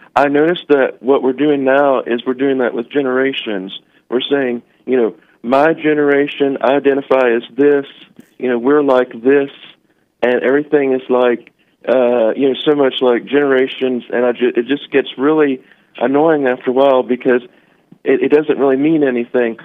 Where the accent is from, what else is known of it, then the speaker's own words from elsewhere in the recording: Richmond, Virginia, United States; I'm from Richmond, Virginia